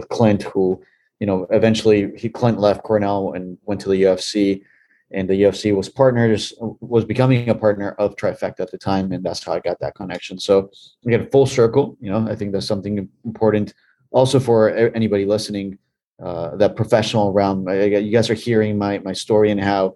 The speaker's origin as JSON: {"language": "English", "country": "Bolivia", "tie": "born or raised there", "moved": "yes", "said": "Growing up in Bolivia, in South America"}